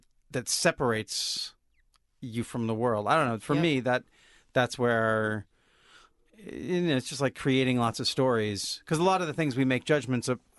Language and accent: English; Olympia, Washington, United States; I grew up in Olympia, Washington